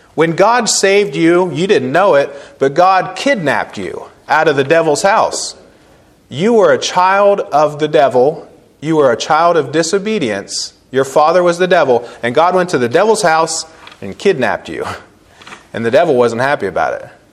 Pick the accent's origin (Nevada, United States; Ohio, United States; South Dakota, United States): Ohio, United States; Cambridge; moved away as an adult; I'm coming home from Christmas break in the Army